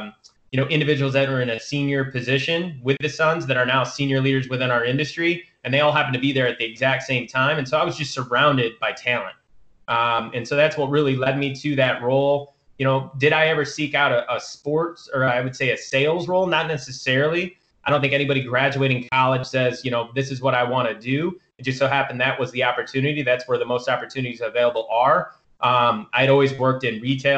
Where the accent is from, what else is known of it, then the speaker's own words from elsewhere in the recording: Michigan, United States; moved away as an adult; growing up in Michigan, I only went to school an hour away from my hometown